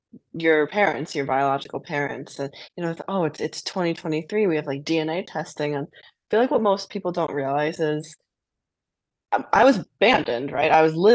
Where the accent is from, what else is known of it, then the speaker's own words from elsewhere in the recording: Wanzai, Jiangxi, China; born there; And since I was born in Wanzai, we were all Wan something.